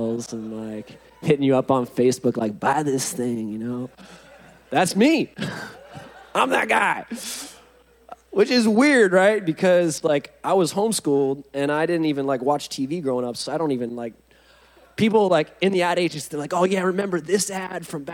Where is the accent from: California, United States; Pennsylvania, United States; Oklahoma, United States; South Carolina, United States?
California, United States; Huntington Beach; I'm from Huntington Beach